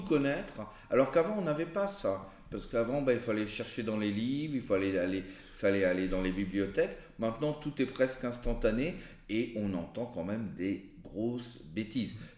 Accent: France; on est, on est français

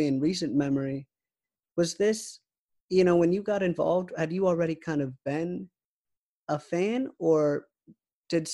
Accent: Raleigh, North Carolina, United States; I'm actually from Raleigh myself

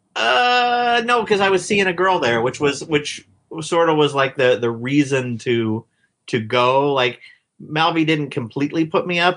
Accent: Marysville, California, United States; I grew up in Marysville, Yuba City area, which is, uh, like, a farm towns, like, forty miles north of Sacramento, California

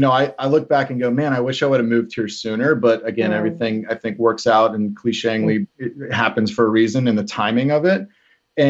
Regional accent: Cincinnati, Ohio, United States; moved away as an adult; now in Nashville, United States; a good friend of mine that I grew up with in Cincy

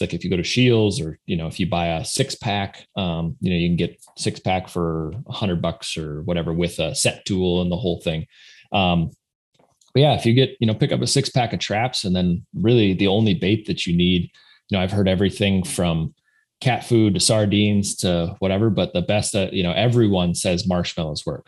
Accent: South Dakota, United States; I grew up in South Dakota, went to school in North Dakota, at North Dakota State

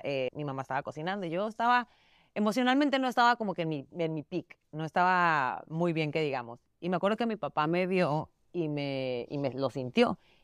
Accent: Mexico; now in United States; Su papá es puertorriqueño, yo soy mexicana

